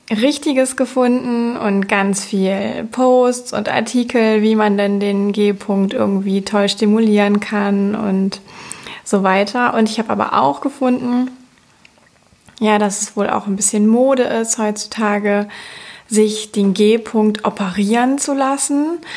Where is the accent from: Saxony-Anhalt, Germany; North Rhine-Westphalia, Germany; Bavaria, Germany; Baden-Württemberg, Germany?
North Rhine-Westphalia, Germany; Cologne; ich komme aus Köln